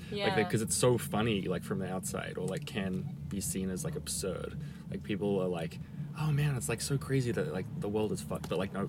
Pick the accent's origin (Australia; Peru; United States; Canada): Australia; because I'm from Australia.